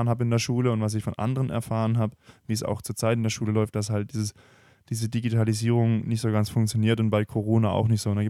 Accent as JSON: {"language": "German", "country": "Germany", "said": "Wir lieben ja Technologie als Deutsche."}